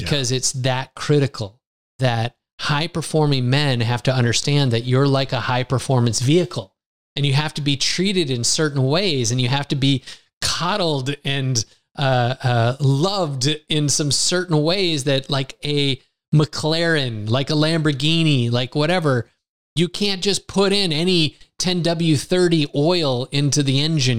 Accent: United States; now in Lisbon, Portugal; I grew up in the United States

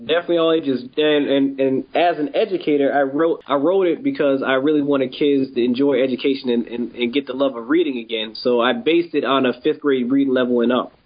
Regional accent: Springfield, Massachusetts, United States; I grew up in Springfield, Massachusetts, born and raised here.

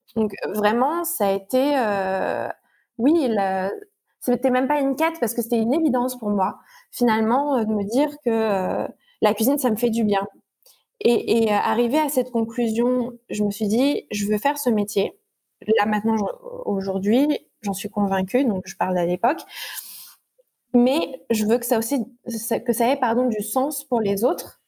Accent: Normandy, France; je suis née en Normandie

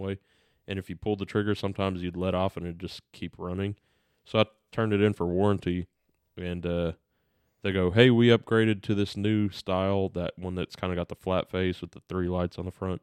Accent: United States; we're American

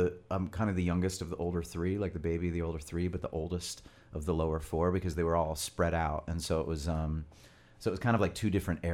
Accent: Royal Oak, Michigan, United States; also born or lived in Framingham, Massachusetts; I grew up in Royal Oak.

